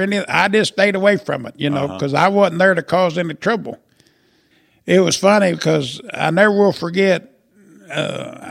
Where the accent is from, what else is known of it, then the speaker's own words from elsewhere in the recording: Murrayville, Illinois, United States; I got roots in Murrayville. Been there all my life